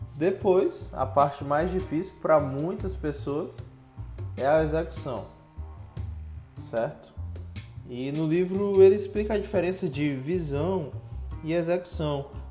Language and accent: Portuguese; Teresina, Piauí, Brazil; sou de Teresina, Piauí